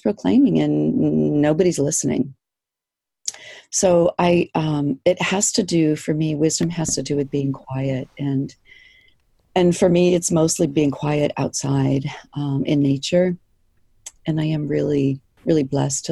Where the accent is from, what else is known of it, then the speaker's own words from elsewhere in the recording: East Coast, United States; moved away as an adult; now in Kodiak, United States; I grew up on the East Coast